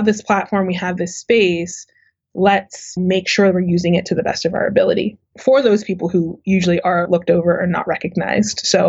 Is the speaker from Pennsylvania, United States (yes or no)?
yes; Uniontown, Pennsylvania, United States; moved away; it was an interesting place to grow up for sure